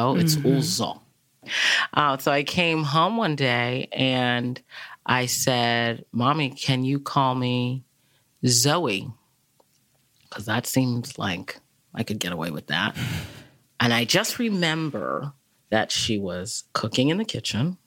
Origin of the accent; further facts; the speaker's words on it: Massachusetts, United States; also born or lived in Nigeria; growing up in Massachusetts